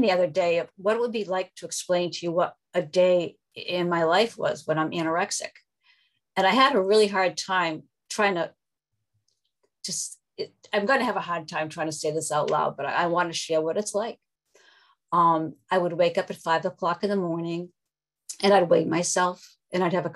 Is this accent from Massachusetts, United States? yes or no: yes; Massachusetts, United States; I'm from Massachusetts